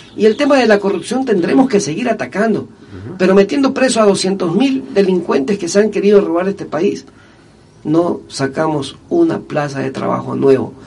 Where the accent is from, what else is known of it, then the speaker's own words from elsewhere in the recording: Manabí, Ecuador; nosotros los manavitas solamente cuando salimos de Manaví somos reconocidos